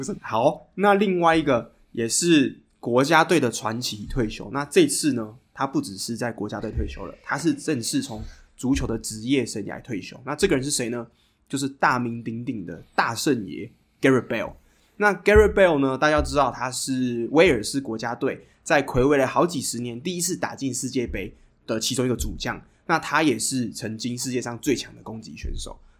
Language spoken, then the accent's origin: Chinese; Taiwan; 我们身为台湾人学英文，从小可能学到大一二十几年嘛